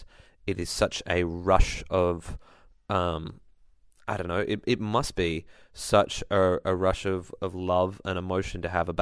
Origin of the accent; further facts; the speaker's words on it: Ballina, New South Wales, Australia; I come from Ballina and, like, they're our next-door neighbor, town rival, just up the road.